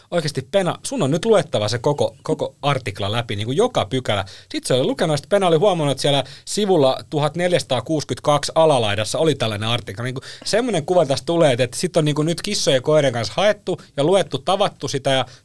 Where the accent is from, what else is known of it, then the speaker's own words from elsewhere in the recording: Helsinki, Uusimaa, Finland; Minähän olen siis Helsingistä